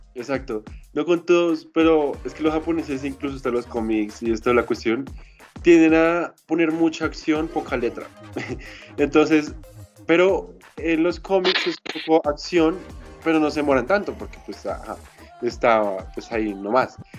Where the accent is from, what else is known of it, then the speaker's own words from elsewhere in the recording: Colombia; somos de Colombia